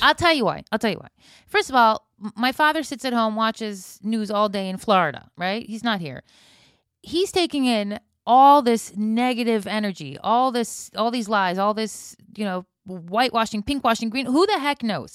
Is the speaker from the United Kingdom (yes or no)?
no; Israel; I'm from Israel, everybody reacts